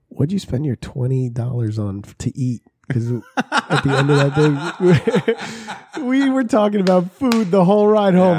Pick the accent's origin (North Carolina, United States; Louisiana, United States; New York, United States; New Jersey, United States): New York, United States; New York City; I was born in Booth Memorial